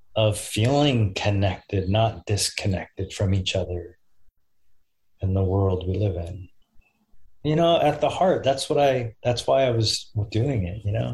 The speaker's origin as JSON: {"language": "English", "town": "Austin", "region": "Texas", "country": "United States", "said": "I'm from Austin."}